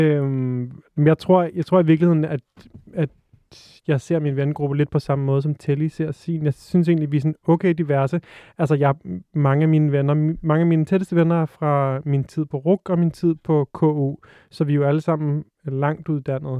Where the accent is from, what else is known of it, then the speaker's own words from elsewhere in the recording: Frederiksberg, Capital Region of Denmark, Denmark; jeg er vokset op på Frederiksberg